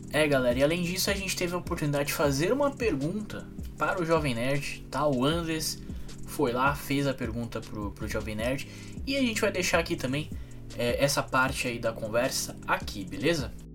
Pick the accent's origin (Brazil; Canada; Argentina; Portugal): Brazil; São Paulo; eu sou de São Mateus, não Zona Leste de São Paulo